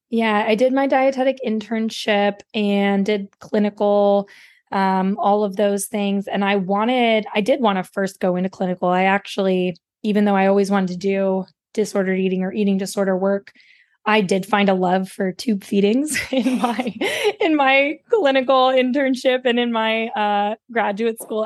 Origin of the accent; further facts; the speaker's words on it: West Virginia, United States; I grew up in West Virginia, there is no dietitian in my hometown